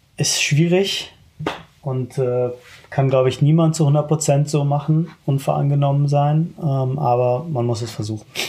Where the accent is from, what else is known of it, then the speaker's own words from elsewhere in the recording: Germany; Ich bin sehr happy damit, äh, Deutsche zu sein.